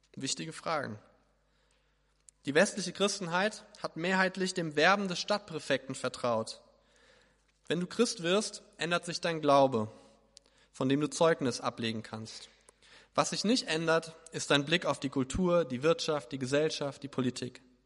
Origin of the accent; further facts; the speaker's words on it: Hesse, Germany; ich bin Hesse